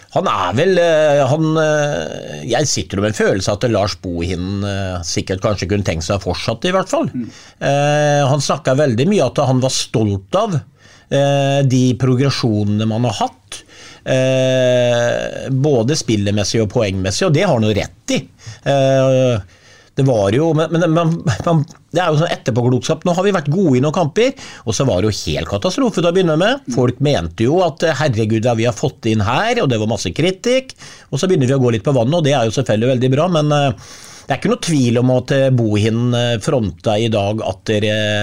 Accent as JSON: {"language": "Norwegian", "town": "Sarpsborg", "region": "Østfold", "country": "Norway", "said": "Jeg må bare si det som sarping"}